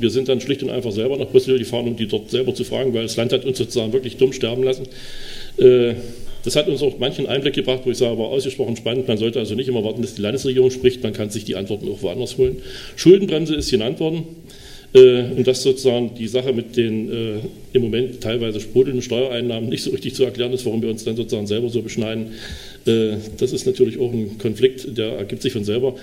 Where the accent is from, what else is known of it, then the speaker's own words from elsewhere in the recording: Dessau, Saxony-Anhalt, Germany; Wir haben ein Schwerpunktkrankenhaus bei uns in Dessau